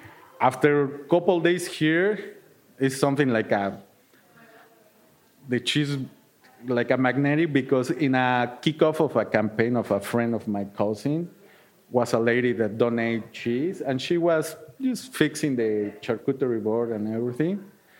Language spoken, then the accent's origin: English; Mexico City, Mexico; English is a second language; now in Milwaukee, United States; So, and then, like, I came from Mexico City. It was like, I will not be in a big, big city. I live in Milwaukee, but the same, no?